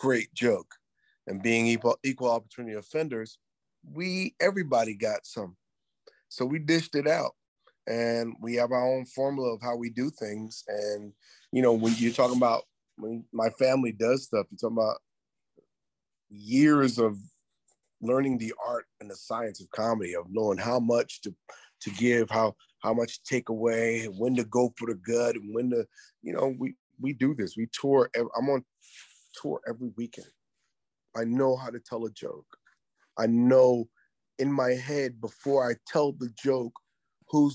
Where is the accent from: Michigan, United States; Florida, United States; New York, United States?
New York, United States; New York City; growing up in the 70s was great because I grew up in New York City